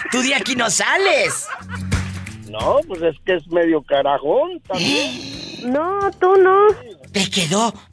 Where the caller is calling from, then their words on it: Fort Smith, Arkansas, United States; Te estoy llamando desde Forest Smith, Arkansas, por aquí escuchándote como todas las tardes.